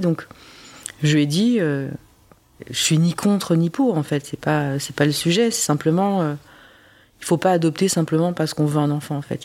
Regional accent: France; also born or lived in South Korea; moi j'ai grandi euh, en France, je parle pas le coréen

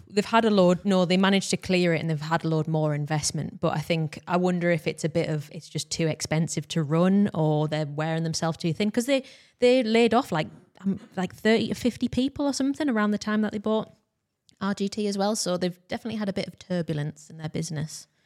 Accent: United Kingdom; we are British

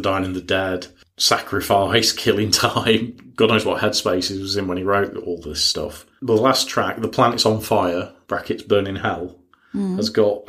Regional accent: United Kingdom; we're British

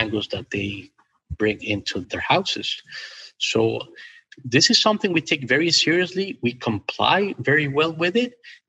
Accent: Ecuador; I was born and raised in Ecuador, South America.

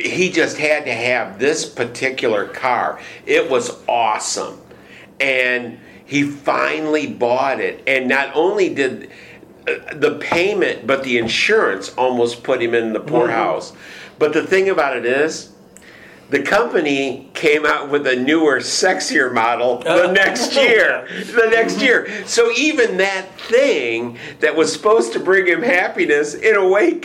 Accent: Michigan, United States; moved away as an adult; I came from Michigan

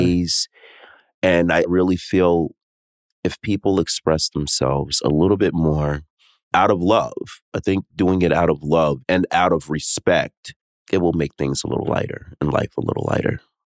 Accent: New York City, New York, United States; I'm from New York City. New York City is my favorite East Coast city. I mean, all right, it's number one because I'm born and raised here

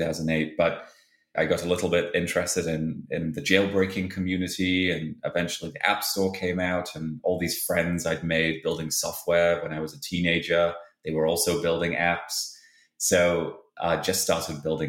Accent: Halifax, Yorkshire and the Humber, United Kingdom; moved away; I grew up in a town in England called Halifax.

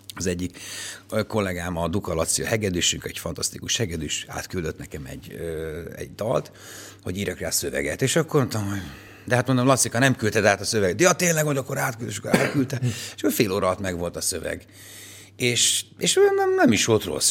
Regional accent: Pécs, Baranya, Hungary; Tényleg színházban nőttem föl, tehát a Pécsi Nemzeti Színházban én voltam a Pécsi Balett első

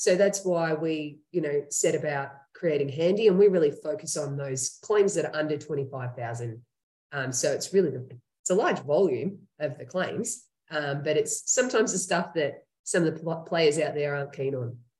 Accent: Australia; accent: Australian; moved away as an adult; now in Henderson, United States; that's where I'm from, um, as you can hear in my accent.

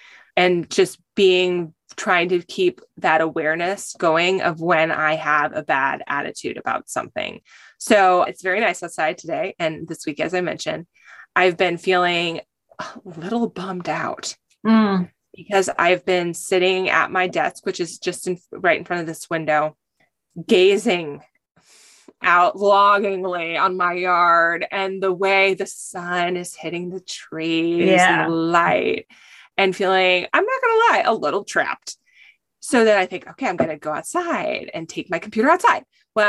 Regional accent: California, United States; also born or lived in Michigan; And then I am from California.

